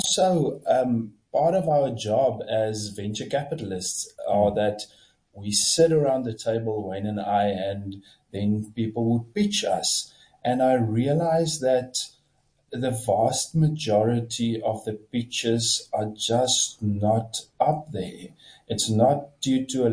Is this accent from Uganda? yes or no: no; Kamieskroon, Northern Cape, South Africa; also born or lived in Stellenbosch; So I grew up in Camus in the Northern Cape, a very small town.